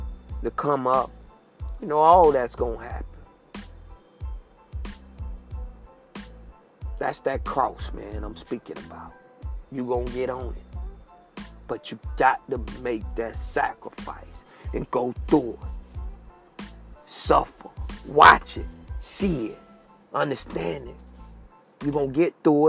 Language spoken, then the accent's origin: English; United States; I was born and raised in Sable Palm, G19 apartment, Bucktown.